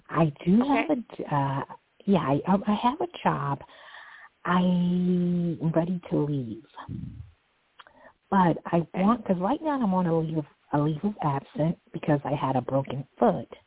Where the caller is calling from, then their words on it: New York City, New York, United States; I'm calling from New York City.